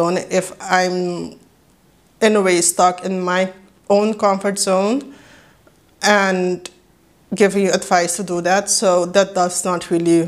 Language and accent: English; Curaçao; first language Papiamento; English is a second language; now in Netherlands; I was born and raised in Curaçao. That makes me Judy Curaçao and a native Papiamento speaker, but currently I am living in the Netherlands